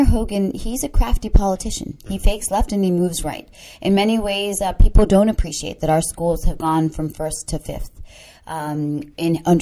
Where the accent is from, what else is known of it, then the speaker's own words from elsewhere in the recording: Maryland, United States; also born or lived in Sri Lanka; growing up in Maryland